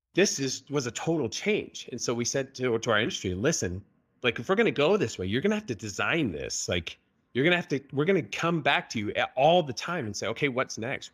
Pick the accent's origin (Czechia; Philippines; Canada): Canada; moved away as an adult; now in Utah, United States; I was born and raised in Canada